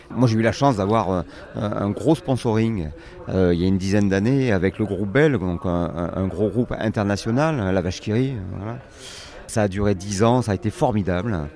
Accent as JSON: {"language": "French", "country": "France", "tie": "born or raised there", "also_born_or_lived": "Dordogne", "said": "je suis né en Dordogne, c'est pire, parce que la Dordogne, c'est quand même pas un pays très maritime faut bien le dire. effectivement, je suis arrivé il y a quand j'avais une dizaine d'années euh, sur les bords de la Méditerranée"}